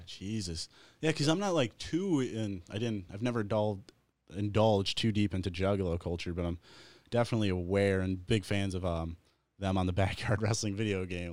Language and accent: English; Wyandotte, Michigan, United States; from my hometown